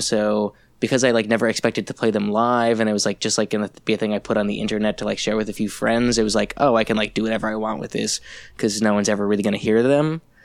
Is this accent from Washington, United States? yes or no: no; New York, United States; also born or lived in Saint Louis, Missouri; I am from New York